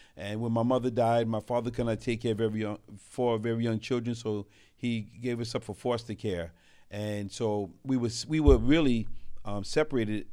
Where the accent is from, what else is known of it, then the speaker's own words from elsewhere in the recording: New York City, New York, United States; also born or lived in Brooklyn / Queens; I was raised in New York City. I'm a city rat